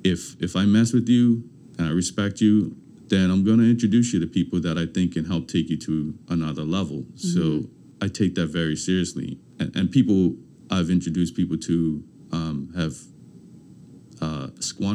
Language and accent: English; Bermuda; moved away; when I grew up in Bermuda, I lived with my grandmother.